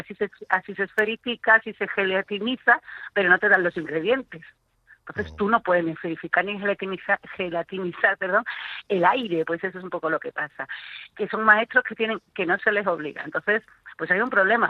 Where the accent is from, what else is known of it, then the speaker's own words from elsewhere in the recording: Coria del Río, Andalusia, Spain; en mi pueblo, que yo soy de Coria